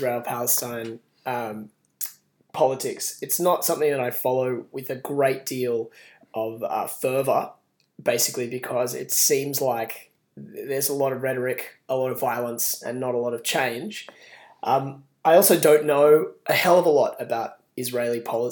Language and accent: English; Sydney, New South Wales, Australia; I'm a human from Sydney